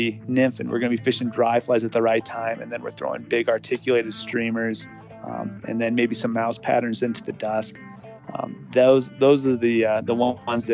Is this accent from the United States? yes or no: yes; Midwest, United States; I grew up in the Midwest